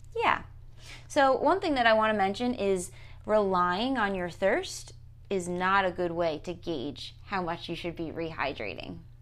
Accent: New Jersey, United States; I say water funny 'cause I'm from New Jersey.

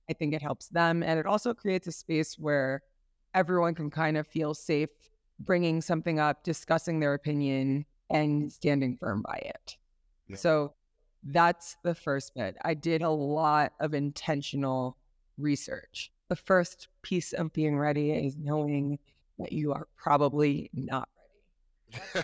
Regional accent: New York, United States; moved away as an adult; now in Kenya; the environment I grew up in in New York

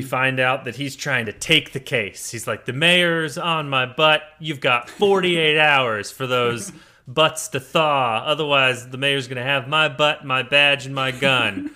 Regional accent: United States; as an American

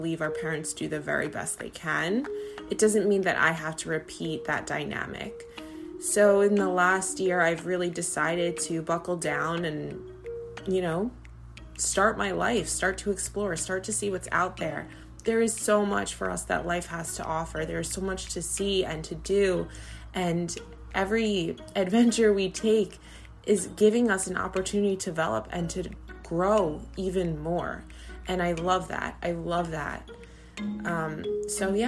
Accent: New York, United States; I'm from New York

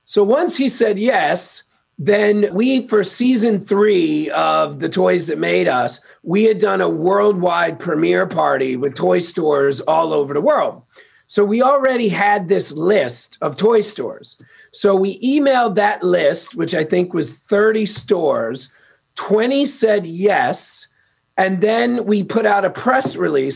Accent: New York City, New York, United States; moved away as an adult; now in Los Angeles, United States; I'm from Queens, New York. Uh, I got out to LA 22 years ago.

